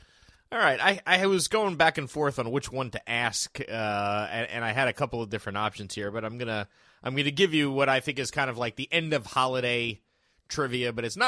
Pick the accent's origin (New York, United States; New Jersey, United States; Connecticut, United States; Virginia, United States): New Jersey, United States; Egg Harbor Township; that Egg Harbor Township. I don't like it. I like saying I'm from West Atlantic City because I don't like Egg Harbor Township.